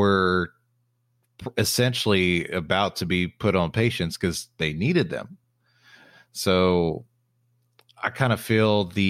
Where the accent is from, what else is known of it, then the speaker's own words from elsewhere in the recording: Texas, United States; applied to about 30 different positions in the Texas area, because I'm from Texas. I wanted to stay in Texas.